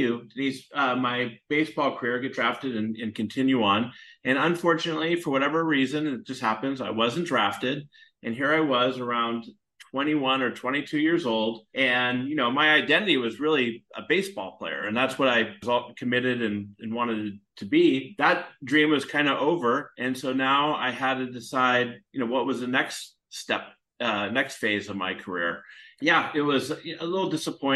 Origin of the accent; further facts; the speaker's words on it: San Francisco Bay Area, California, United States; I grew up in the San Francisco Bay Area.